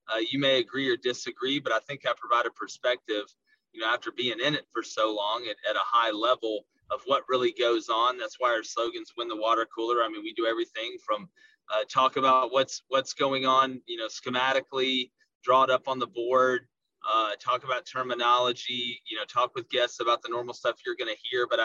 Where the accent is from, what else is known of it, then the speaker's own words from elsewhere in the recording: the South, United States; accent: Southern; You hear my accent, people think uh, I'm from Kansas or something or, or Ohio because I don't really have that hard of a Southern accent. But you know, born and raised there, uh, and, and just been around it my whole life.